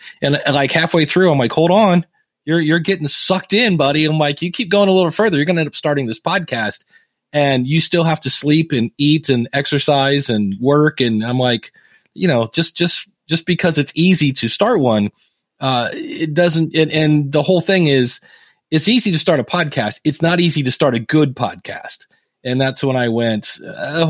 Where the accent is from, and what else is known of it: Akron, Ohio, United States; born or raised there